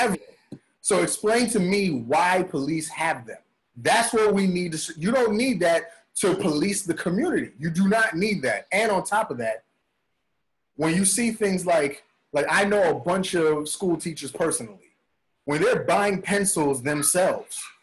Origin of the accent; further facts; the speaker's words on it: New York City, New York, United States; I'm from the Bronx, right? I'm from mm-hmm. Bronx, New York